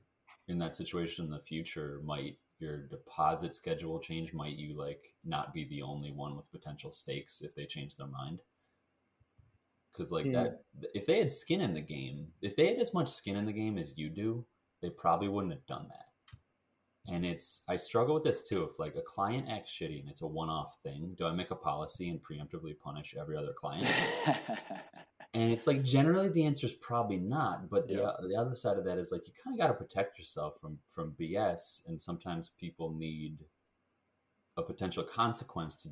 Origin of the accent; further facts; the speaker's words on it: Bills territory, New York, United States; I'm from Bills territory